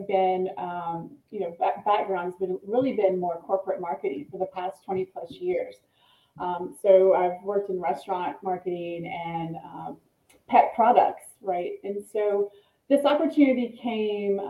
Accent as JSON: {"language": "English", "region": "East Tennessee", "country": "United States", "tie": "born or raised there", "said": "here in my hometown in East Tennessee"}